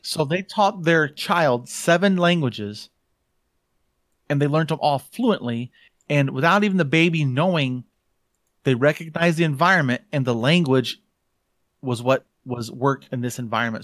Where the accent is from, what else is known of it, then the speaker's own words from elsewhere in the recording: Hartford, Michigan, United States; also born or lived in Georgia, United States / Benton Harbor, Michigan; we moved from Georgia to Michigan, um, when I was five